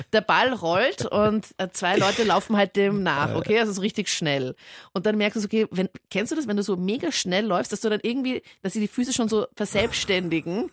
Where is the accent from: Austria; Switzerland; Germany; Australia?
Austria; Linz, Upper Austria; ist meine Heimatstadt